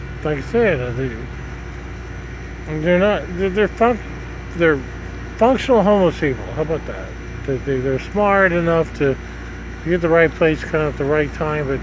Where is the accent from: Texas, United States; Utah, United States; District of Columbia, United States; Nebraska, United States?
Nebraska, United States; now in Florida, United States; Nebraska, my home state, Nebraska